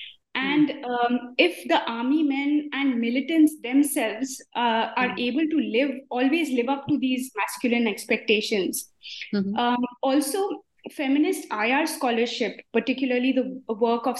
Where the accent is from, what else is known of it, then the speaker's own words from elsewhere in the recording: India; now in Freiburg, Germany; I am an academic from India, based now in Freiburg in Germany